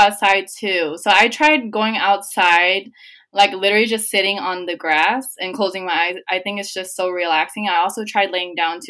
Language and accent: English; San Jose, California, United States; I'm 22. I'm from San Jose, California